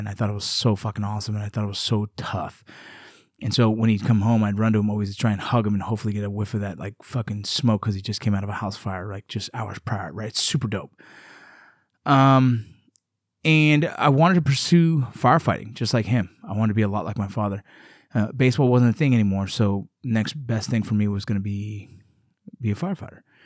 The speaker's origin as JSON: {"language": "English", "town": "Los Angeles", "region": "California", "country": "United States", "tie": "born or raised there", "said": "growing up in Los Angeles, California"}